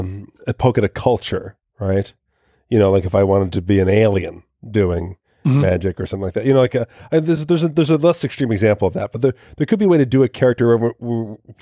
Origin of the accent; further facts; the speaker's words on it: New Jersey, United States; People come up to me afterward and be like, where in Appalachia are you from? I'm like, oh, I'm actually from Jersey, and seeing their hatred in their eyes.